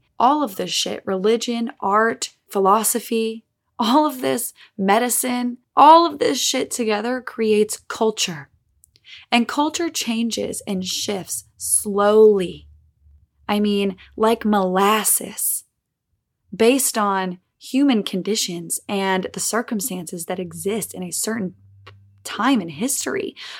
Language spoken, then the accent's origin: English; Olive Branch, Mississippi, United States; in my hometown in Olive Branch, Mississippi